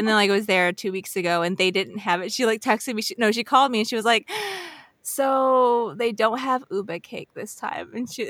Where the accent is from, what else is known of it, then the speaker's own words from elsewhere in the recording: Philippines; I'm Filipino and I love mango.